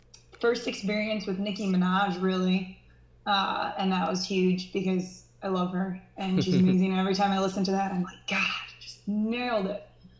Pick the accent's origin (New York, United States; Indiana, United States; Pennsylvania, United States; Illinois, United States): Illinois, United States; Chicago; moved away; I'm originally from the Chicago area.